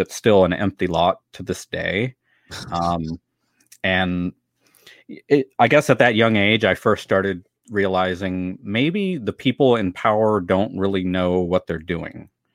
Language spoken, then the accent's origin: English; San Diego County, California, United States; also born or lived in Carlsbad, California / Oceanside, California / Vista, California; now in Washington, D.C., United States; I'm born and raised in San Diego County, California, and miss the weather and the beach every single day since I moved to Washington D.C.